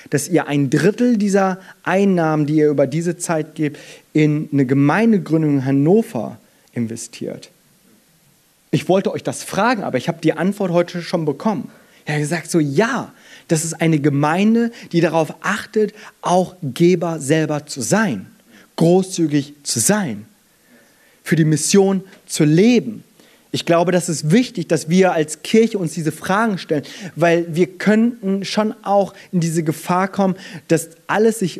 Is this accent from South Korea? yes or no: yes; South Korea; ich als Koreaner, ich bin hier klein